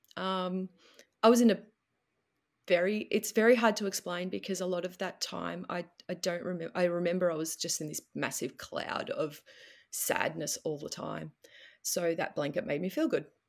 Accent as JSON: {"language": "English", "town": "Melbourne", "region": "Victoria", "country": "Australia", "said": "I'm from Melbourne, which is southern Australia"}